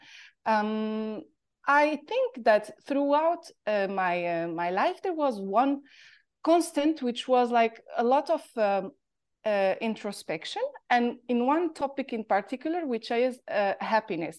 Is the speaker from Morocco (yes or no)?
yes; Morocco; accent: Moroccan; English is a second language; moved away as an adult; also born or lived in Paris; I grew up in Morocco, and I left Morocco when I was 20 years old to go follow my studies in Paris